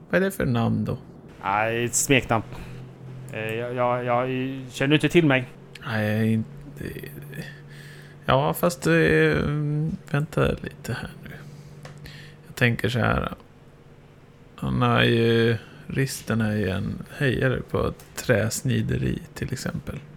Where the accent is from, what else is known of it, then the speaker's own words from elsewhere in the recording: Jokkmokk, Norrbotten County, Sweden; Jo, nu kommer jag från Jokkmokk.